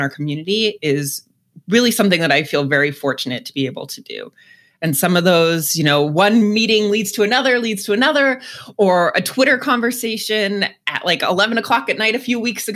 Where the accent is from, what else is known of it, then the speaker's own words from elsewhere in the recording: outside of Boston, Massachusetts, United States; moved away as an adult; also born or lived in Washington, District of Columbia, United States; now in Northeast Ohio, United States; I grew up outside of Boston, but spent most of my adult life in DC before I came here to Northeast Ohio about 7 years ago